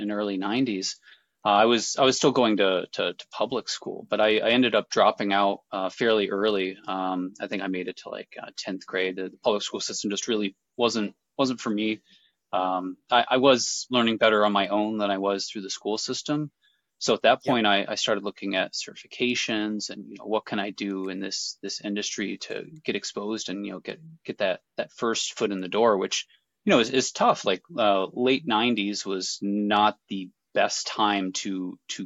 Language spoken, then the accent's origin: English; Detroit, Michigan, United States; now in Pacific Northwest, United States; I grew up in Detroit.